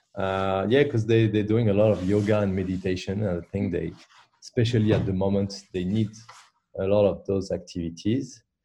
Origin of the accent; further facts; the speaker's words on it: Paris, Île-de-France, France; English is a second language; now in Brussels, Belgium; I was born in Paris